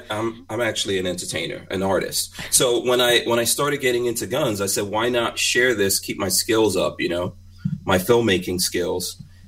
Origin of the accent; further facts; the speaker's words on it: New York City, New York, United States; now in Florida, United States; I grew up in New York City. We moved to Florida